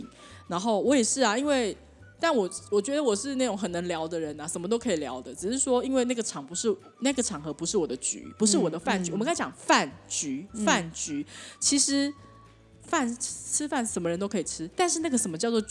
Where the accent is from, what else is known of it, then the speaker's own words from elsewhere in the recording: China; 对，所以呢，中国人有中国，我们中国人就是吃饭嘛